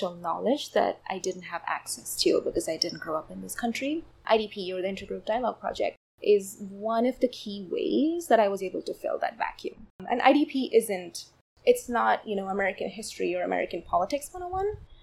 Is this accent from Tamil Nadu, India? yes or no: yes; Chennai, Tamil Nadu, India; first language Tamil; English is a second language; moved away as an adult; now in United States; I come from a South Indian city called Chennai, and so Tamil is my mother tongue.